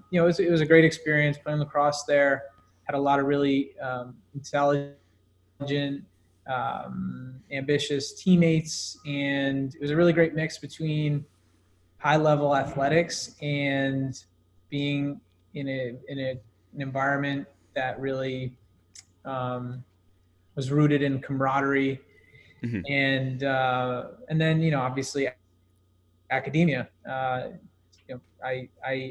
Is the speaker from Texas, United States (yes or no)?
no; Summit, New Jersey, United States; moved away as an adult; now in New York City, United States; I'm from Summit, New Jersey, suburb off of New York City, now living in New York City